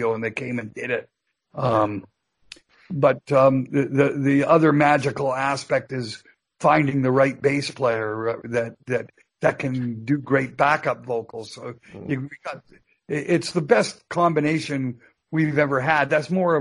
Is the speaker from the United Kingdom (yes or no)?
no; Canada; I'm a Canadian citizen